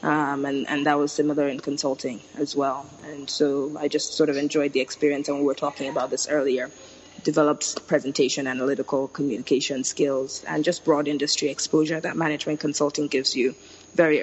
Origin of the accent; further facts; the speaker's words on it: Lagos, Nigeria; So I was born and raised in Lagos, Nigeria. So grew up here and left for college.